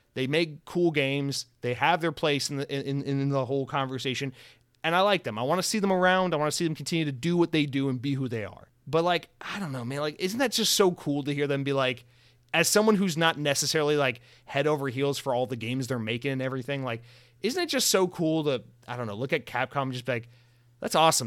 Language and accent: English; Georgia, United States; growing up in Georgia